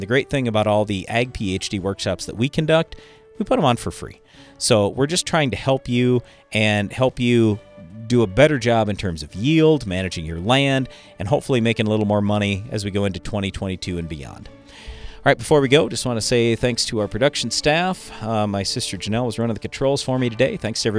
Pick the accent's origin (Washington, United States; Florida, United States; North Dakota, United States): North Dakota, United States; So I'm from Western North Dakota, and I got two pivots that I've been irrigating for the last 20 years.